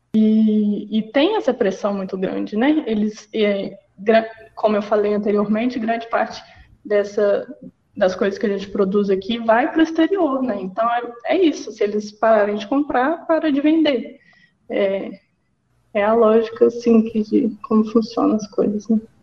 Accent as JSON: {"language": "Portuguese", "town": "Belo Horizonte", "region": "Minas Gerais", "country": "Brazil", "said": "eu sou mineira de Belo Horizonte"}